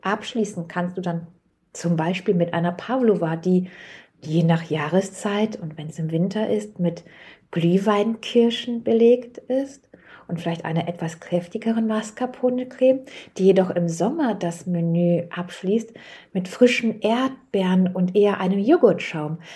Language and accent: German; Germany; für uns als Deutsche